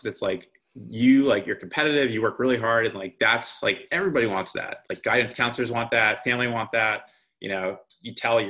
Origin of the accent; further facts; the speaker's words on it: East Coast, United States; Growing up in the East Coast, like I always assumed that the Ivy League was sort of like the pinnacle of the student athlete experience.